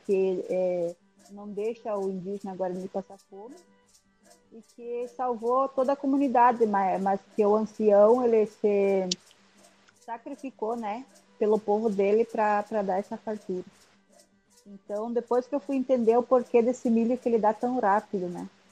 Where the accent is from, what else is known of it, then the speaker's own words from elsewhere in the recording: Pinhalzinho, Rio Grande do Sul, Brazil; moved away as an adult; now in Rio Grande, Brazil; Eu na, nasci em Pinhalzinho, no dia 29 de setembro de anos atrás, uh, onde uma, uma, uma tia minha, né, foi a parteira, uma tia bem antiga, assim, fez o meu parto, bem cultural